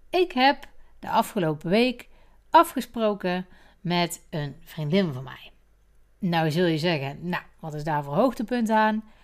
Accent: Geffen, North Brabant, Netherlands; Maar Linda en ik zijn naast elkaar geboren. Wij zijn geboren in de Dr. Poelstraat in Geffen. En daar wonen wij naast elkaar.

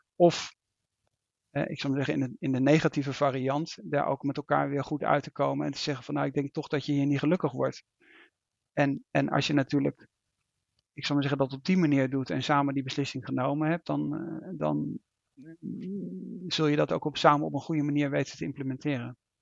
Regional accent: Netherlands; als Nederlander

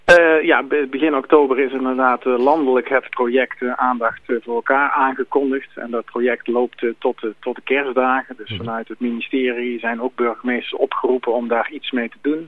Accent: Langenboom, North Brabant, Netherlands; ik kom uit Langeboom

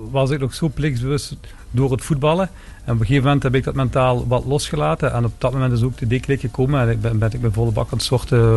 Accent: Lanaken, Flanders, Belgium; also born or lived in Maastricht; Ik ben in België opgegroeid maar wel een Maastrichtse achtergrond.

